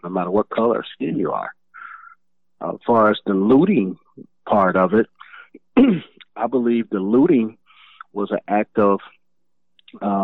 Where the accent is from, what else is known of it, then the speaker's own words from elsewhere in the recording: Chicago, Illinois, United States; I grew up in the Holy City, in the west side of Chicago